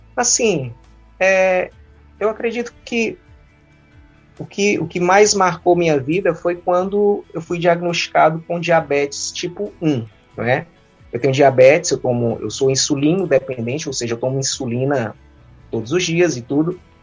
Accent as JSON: {"language": "Portuguese", "town": "Fortaleza", "region": "Ceará", "country": "Brazil", "tie": "born or raised there", "also_born_or_lived": "Anápolis, Goiás", "said": "Eu sempre morei em Fortaleza"}